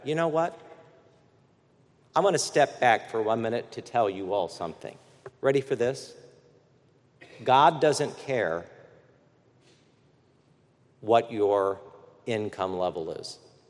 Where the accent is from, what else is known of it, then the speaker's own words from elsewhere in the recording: Midwest, United States; born there; also born or lived in Washington, D.C.; By the way, I'm a Midwesterner by birth.